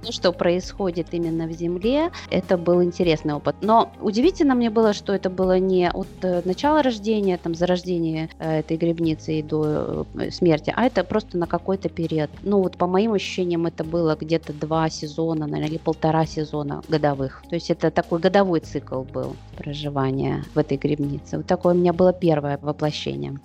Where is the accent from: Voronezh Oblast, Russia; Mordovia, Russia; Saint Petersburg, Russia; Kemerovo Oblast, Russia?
Saint Petersburg, Russia; я из Петербурга.